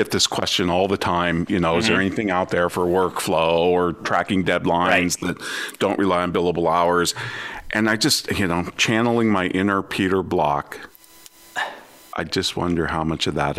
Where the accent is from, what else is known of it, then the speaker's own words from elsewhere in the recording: São Paulo, Brazil; English is a second language; now in Boise, United States; I was born and raised in Sao Paulo, Brazil